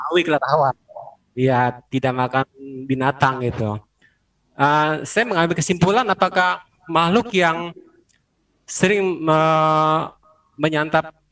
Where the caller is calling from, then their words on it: Tangerang, Banten, Indonesia; Saya dari Tangerang Bante.